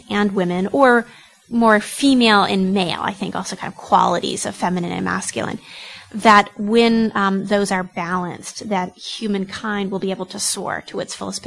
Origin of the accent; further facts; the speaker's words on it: United States; I'm American by ethnicity, European, Caucasian American